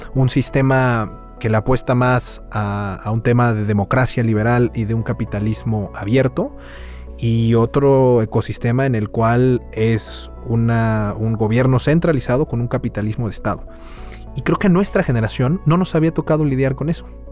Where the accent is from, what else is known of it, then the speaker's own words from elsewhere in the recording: Mexico; como mexicanos